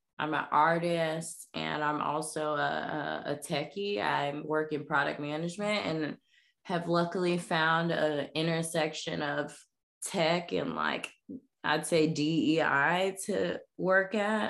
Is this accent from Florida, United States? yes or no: yes; Jacksonville, Florida, United States; I'm born and raised in the South, born and raised in Jacksonville, Florida